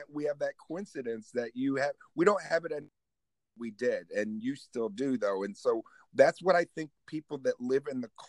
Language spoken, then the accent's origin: English; Oswego, New York, United States; born or raised there